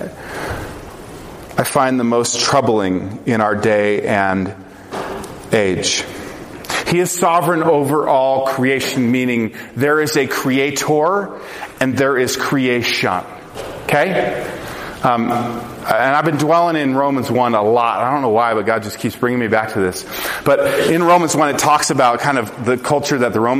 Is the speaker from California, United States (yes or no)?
no; Colorado, United States; I grew up in Colorado